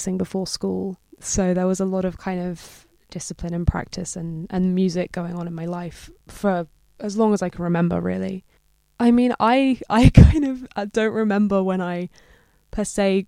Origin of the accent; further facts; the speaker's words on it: London, United Kingdom; also born or lived in New York; I grew up in London, so I've been here my whole life.